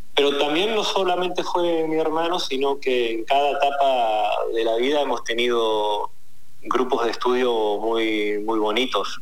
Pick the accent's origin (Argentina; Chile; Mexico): Argentina; como argentino